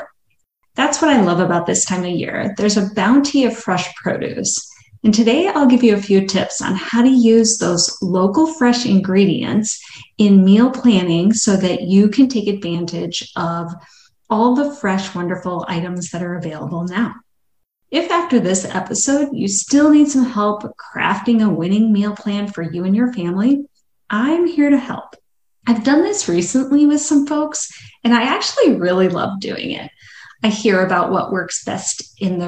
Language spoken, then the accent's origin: English; Madison, Wisconsin, United States; I grew up in Madison, Wisconsin